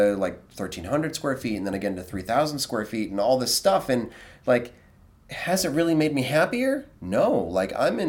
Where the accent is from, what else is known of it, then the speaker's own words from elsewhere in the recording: United States; I'm American